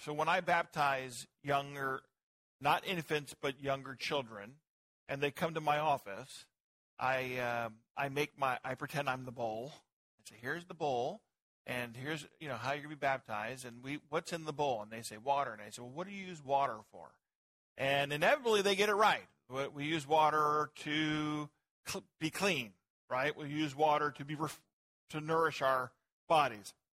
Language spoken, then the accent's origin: English; United States; now in Virginia, United States; I'm an American